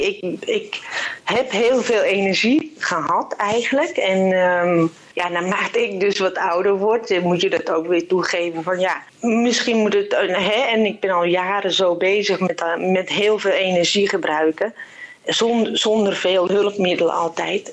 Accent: Purmerend, North Holland, Netherlands; ik kom uit Purmerend.

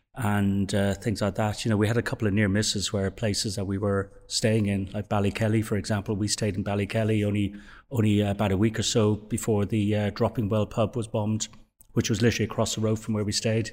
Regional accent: Dublin, Leinster, Ireland; I was born in Dublin and raised in Dublin

